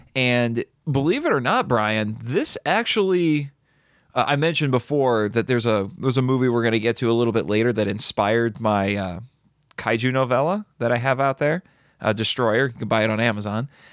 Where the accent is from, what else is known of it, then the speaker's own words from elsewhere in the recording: United States; I'm an American